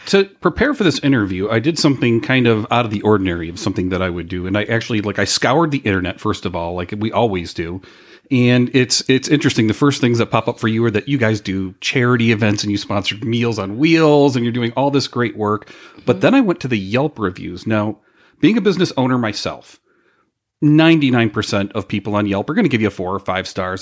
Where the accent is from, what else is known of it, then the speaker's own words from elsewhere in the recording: Chicago, Illinois, United States; we're from Chicago